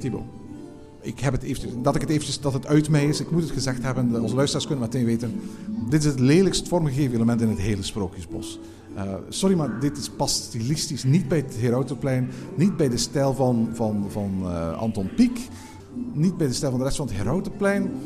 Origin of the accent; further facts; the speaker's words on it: Flanders, Belgium; bij ons in Vlaanderen